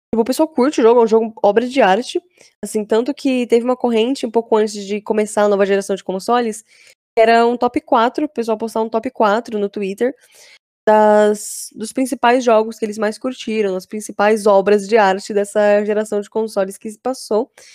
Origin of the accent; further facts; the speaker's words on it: Embu das Artes, São Paulo, Brazil; Mas eu moro na Grande São Paulo ainda, né? Eu, eu sou de Embu das Artes.